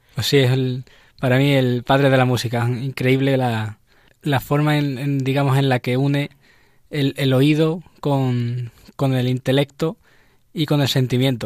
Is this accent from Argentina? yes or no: no; Seville, Andalusia, Spain; now in Madrid, Spain; De Sevilla